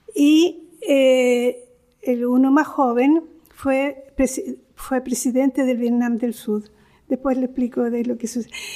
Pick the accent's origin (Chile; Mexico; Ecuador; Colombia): Chile; moved away as an adult; now in Rome, Italy; yo soy de origen chileno, tengo doble nacionalidad eh, chilena e, italiana. Después, eh, los primeros estudios yo los realicé en Chile